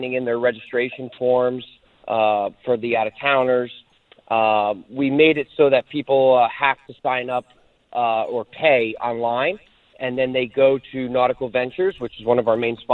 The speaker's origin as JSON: {"language": "English", "region": "New Jersey", "country": "United States", "tie": "born or raised there", "moved": "yes", "lives_now": "Florida, United States", "said": "New Jersey, my home state"}